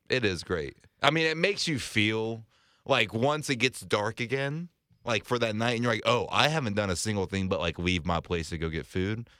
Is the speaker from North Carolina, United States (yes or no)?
yes; Salisbury, North Carolina, United States; moved away as an adult; also born or lived in Boone, North Carolina; now in Charlotte, United States; I've, I've grew up in Salisbury